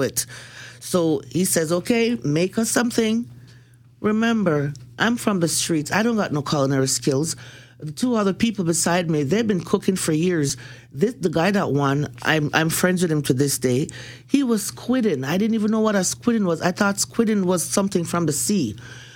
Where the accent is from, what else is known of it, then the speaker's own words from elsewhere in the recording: Jamaica; I'm Jamaican from the streets